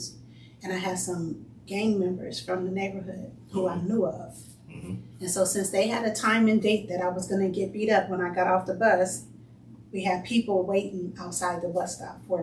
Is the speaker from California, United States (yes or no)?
yes; Los Angeles, California, United States; I grew up on 95th Street between Hoover and Figueroa. So South LA, but mostly close to Watts